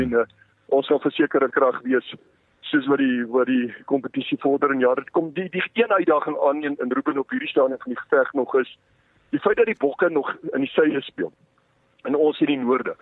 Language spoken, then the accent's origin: Afrikaans; South Africa; as Suid-Afrikaners